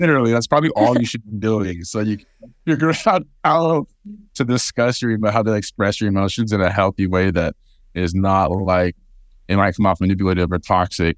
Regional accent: Fresno, California, United States; my hometown of Fresno

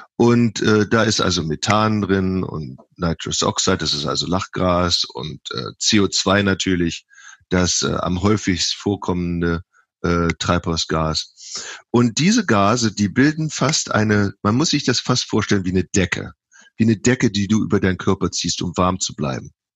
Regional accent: Viersen, North Rhine-Westphalia, Germany; moved away as an adult; also born or lived in Texas / California; now in Davis, United States; ursprünglich komme ich aus Viersen im Niederrhein, ähm, habe da 27 Jahre gelebt

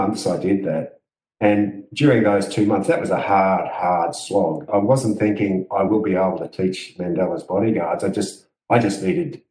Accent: Australia; I'm from Australia

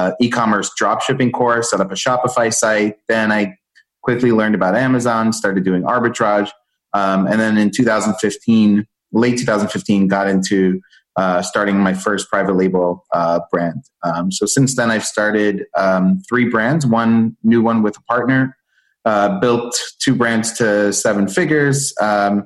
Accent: East Coast of the US, United States; also born or lived in Israel; I was born in Israel. My family moved to the East Coast in the US when I was six

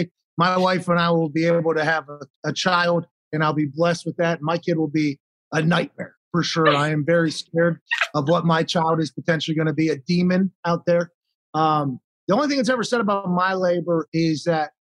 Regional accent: Pittsburgh, Pennsylvania, United States; I was born in McGee's Women's Hospital in Pittsburgh

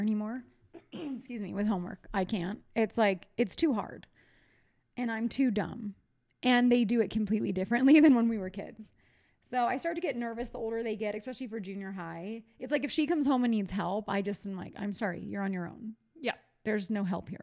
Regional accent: East Coast, United States; I'm from the East Coast

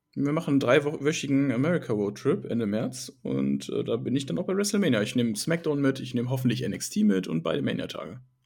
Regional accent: Krefeld, North Rhine-Westphalia, Germany; hier auch in meiner Heimatstadt

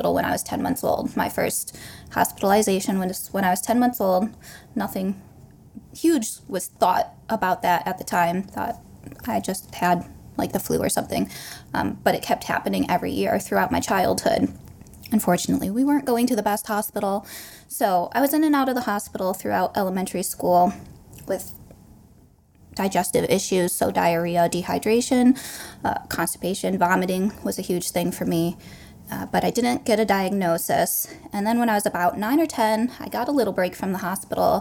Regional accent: Michigan, United States; We're both from Michigan

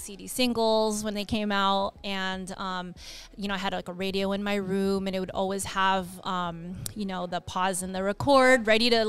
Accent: Diamond Bar, California, United States; also born or lived in Los Angeles, California; I was born in Los Angeles and I grew up in Diamond Bar

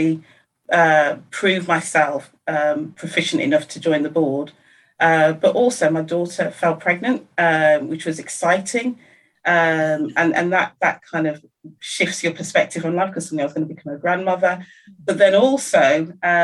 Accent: Birmingham, West Midlands, United Kingdom; I'm from the Midlands in Birmingham

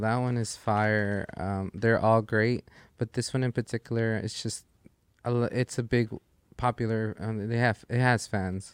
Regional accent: Los Angeles, California, United States; that's my hometown. Like it's

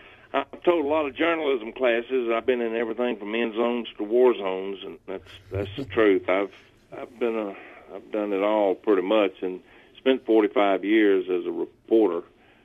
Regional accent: Georgia, United States; now in Knoxville, United States; I live in Knoxville, Tennessee, but I grew up in Georgia, you know, and that's probably part of my problem right there. I'm an old Georgia cracker, but I live in Knoxville, Tennessee

